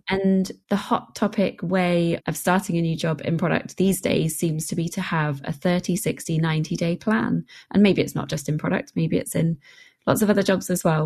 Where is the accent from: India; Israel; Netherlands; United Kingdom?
United Kingdom; England; I being an English person